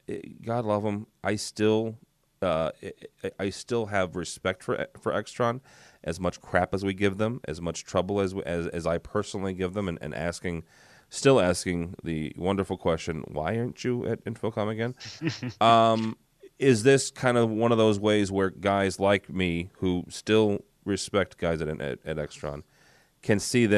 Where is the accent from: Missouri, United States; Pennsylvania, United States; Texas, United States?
Missouri, United States; St. Louis; I'm from the Midwest. I'm St. Louis, just outside of St. Louis, in a small little community college